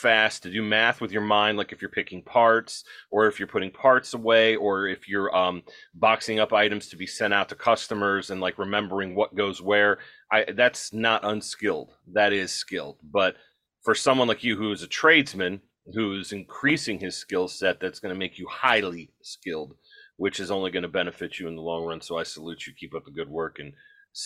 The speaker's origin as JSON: {"language": "English", "region": "Midwest", "country": "United States", "said": "I'm a Midwesterner"}